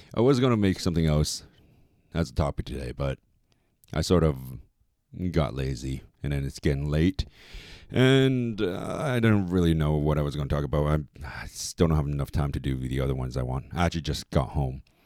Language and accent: English; Canada; I am Chinese. I'm Canadian, Chinese and Canadian Chinese